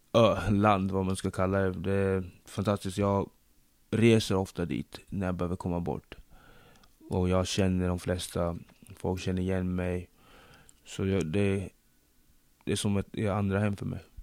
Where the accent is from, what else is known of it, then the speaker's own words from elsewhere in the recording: Sweden; also born or lived in Democratic Republic of the Congo / Linköping / United States; Jag, jag är född i Zaire, nuvarande Kongo-Kinshasa. Flyttade hit när jag var fem år